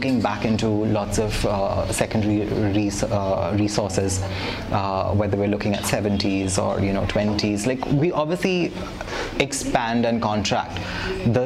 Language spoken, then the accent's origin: English; India; we are quintessential Indian, you know, people